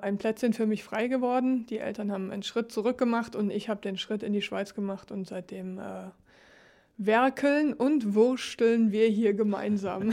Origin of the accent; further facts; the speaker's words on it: Germany; moved away as an adult; now in Ligerz, Switzerland; ich komme aus Deutschland